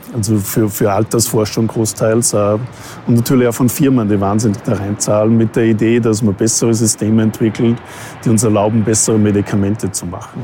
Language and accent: German; Austria; moved away as an adult; also born or lived in Vancouver, Canada / North America; now in Vienna, Austria; Österreich ist halt, wo ich herkomme.